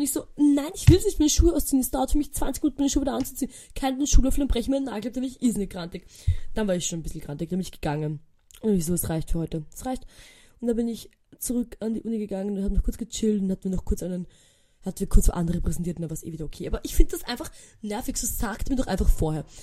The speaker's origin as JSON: {"language": "German", "town": "Eisenstadt", "region": "Burgenland", "country": "Austria", "tie": "born or raised there", "moved": "yes", "lives_now": "Vienna, Austria", "said": "in Eisenstadt, meiner Heimatstadt"}